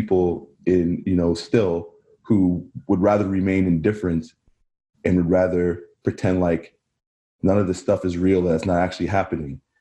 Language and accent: English; Barrie, Ontario, Canada; I grew up in Barrie